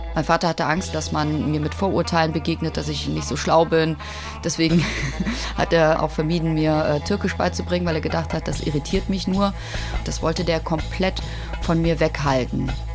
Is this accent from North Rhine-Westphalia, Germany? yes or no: yes; Cologne, North Rhine-Westphalia, Germany; ich bin 1974 in Köln geboren worden